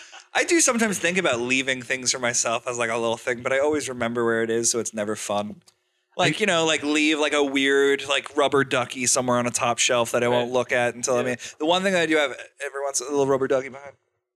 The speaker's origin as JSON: {"language": "English", "region": "New England", "country": "United States", "tie": "born or raised there", "said": "grew up in New England"}